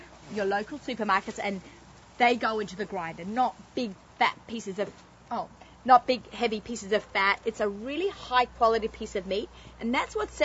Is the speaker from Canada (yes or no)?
no; Australia; moved away as an adult; now in United States; I'm Australian